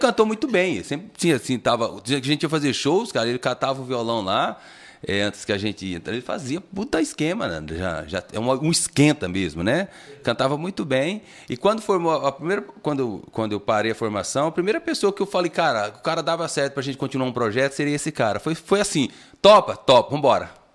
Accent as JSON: {"language": "Portuguese", "town": "Francisco Badaró", "region": "Minas Gerais", "country": "Brazil", "tie": "born or raised there", "moved": "yes", "lives_now": "Taquaritinga, Brazil", "said": "Sou natural, natural de Francisco de Badaró"}